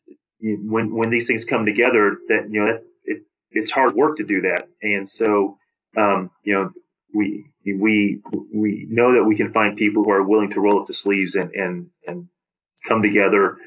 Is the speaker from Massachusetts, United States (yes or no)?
no; St. Louis, Missouri, United States; I grew up in St. Louis.